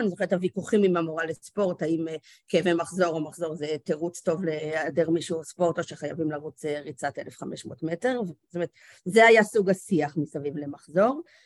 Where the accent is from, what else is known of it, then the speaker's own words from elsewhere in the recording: Karmiel, Northern District, Israel; גדלתי בכרמיאל, בצפון